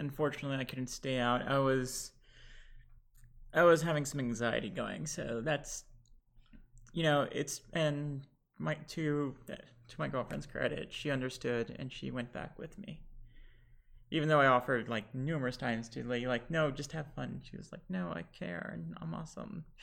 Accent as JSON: {"language": "English", "country": "Lebanon", "moved": "yes", "lives_now": "Houston, United States", "said": "Lebanese, and we are back in Houston"}